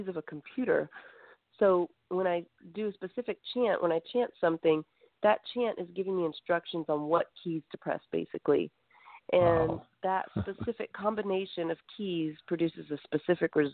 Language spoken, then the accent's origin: English; South Carolina, United States; also born or lived in Greece; We were raised in South Carolina